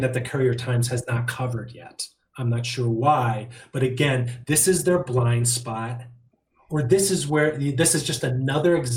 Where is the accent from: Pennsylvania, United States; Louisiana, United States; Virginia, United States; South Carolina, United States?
Pennsylvania, United States; Bucks County; homegrown from born and bred in Bucks County